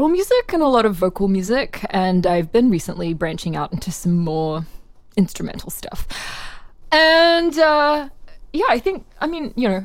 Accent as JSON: {"language": "English", "country": "Australia", "moved": "yes", "lives_now": "United States", "said": "I'm Australian originally. Now I'm a dual citizen."}